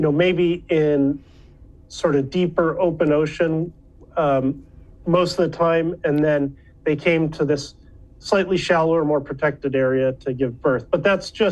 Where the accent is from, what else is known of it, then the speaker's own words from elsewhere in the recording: Chicago suburbs, Illinois, United States; moved away; also born or lived in Flagstaff, Arizona / Berkeley, California; I grew up in the Chicago suburbs